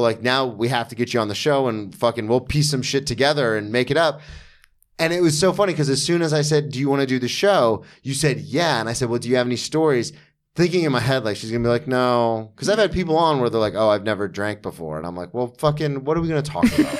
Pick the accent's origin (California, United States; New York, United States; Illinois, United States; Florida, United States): Florida, United States; I grew up in Florida